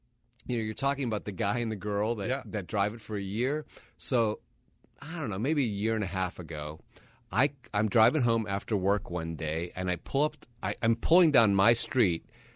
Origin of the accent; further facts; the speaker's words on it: Milwaukee, Wisconsin, United States; moved away; I grew up in Milwaukee, Wisconsin.